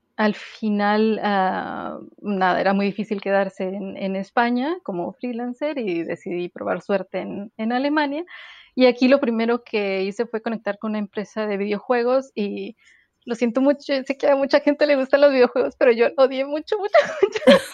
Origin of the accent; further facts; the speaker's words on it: Mexican northern border, northern Mexico, Mexico; moved away; crecer en la, frontera es un poco, es, es muy singular